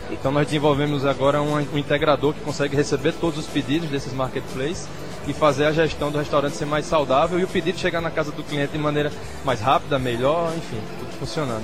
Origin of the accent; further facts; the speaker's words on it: João Pessoa, Paraíba, Brazil; sabendo que eu sou daqui, sou de João Pessoa